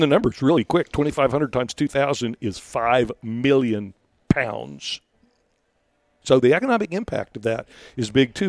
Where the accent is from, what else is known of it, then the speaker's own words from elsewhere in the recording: Rio Grande Valley, Texas, United States; I, I'm from the Rio Grande Valley